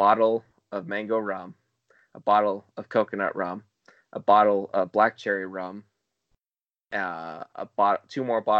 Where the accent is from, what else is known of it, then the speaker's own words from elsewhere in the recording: United States; Because I'm an American.